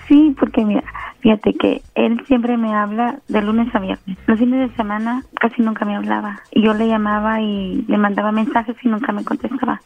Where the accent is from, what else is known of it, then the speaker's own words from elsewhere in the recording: Guatemala; yo soy de Guatemala